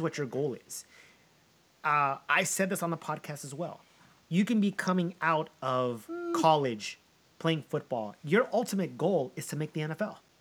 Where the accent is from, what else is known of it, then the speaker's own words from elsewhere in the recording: United States; my dad is Colombian. I'm an American